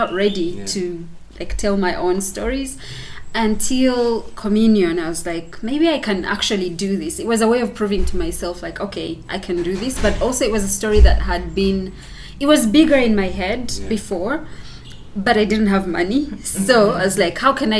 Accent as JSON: {"language": "English", "country": "Uganda", "said": "I like to introduce myself as an African who comes from a place called Bouéjou. And it's interesting for me to say that I'm from Bouéjou"}